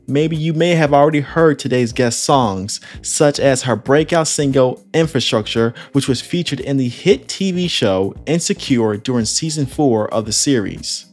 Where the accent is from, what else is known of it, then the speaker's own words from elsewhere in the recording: Illinois, United States; now in Orange County, United States; I'm originally from Illinois